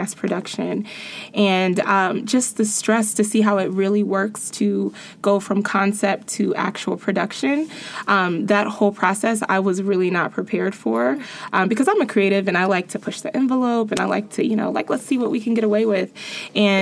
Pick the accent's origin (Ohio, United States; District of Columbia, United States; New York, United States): Ohio, United States; Cincinnati; I'm this girl from Cincinnati